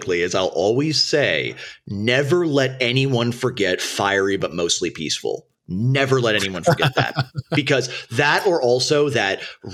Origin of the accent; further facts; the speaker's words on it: Minneapolis, Minnesota, United States; I was born and raised in Minneapolis during the, when it was the era where it was called Murderapolis